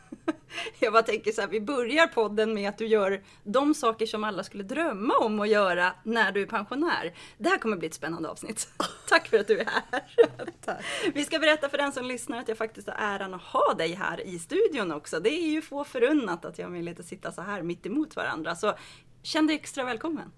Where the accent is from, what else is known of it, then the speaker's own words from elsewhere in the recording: Rimbo, Stockholm County, Sweden; moved away; jag är från Rimbo